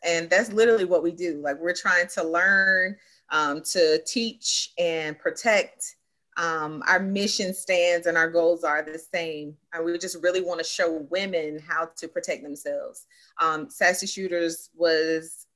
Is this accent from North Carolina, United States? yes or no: yes; Greenville, North Carolina, United States; moved away as an adult; also born or lived in Durham, North Carolina; now in Raleigh, United States; born and raised Eastern North Carolina. All my life been in Eastern North Carolina.